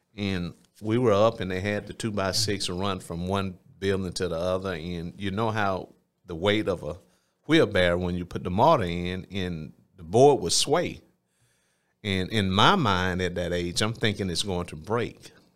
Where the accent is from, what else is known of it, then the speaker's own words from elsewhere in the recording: Phenix City, Alabama, United States; also born or lived in Columbus, Georgia; grew up in South Phoenix City